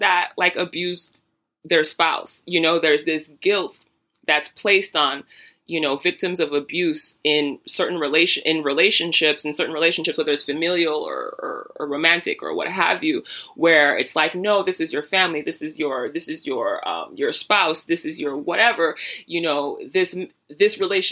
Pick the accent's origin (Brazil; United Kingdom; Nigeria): Nigeria; I'm Nigerian.